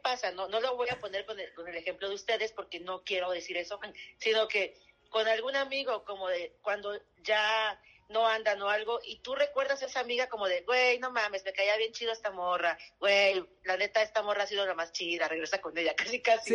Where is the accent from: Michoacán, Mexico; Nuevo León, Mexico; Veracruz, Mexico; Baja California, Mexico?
Veracruz, Mexico; also born or lived in Chihuahua; yo soy de provincia, soy de Veracruz y mitad Chihuahua